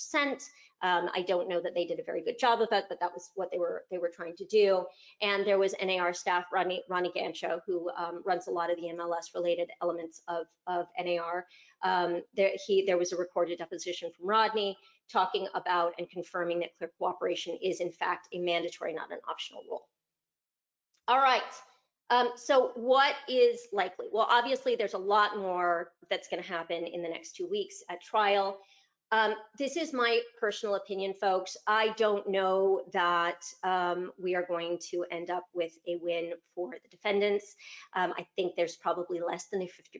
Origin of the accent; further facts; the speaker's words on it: Chicago, Illinois, United States; right here in my hometown, Chicago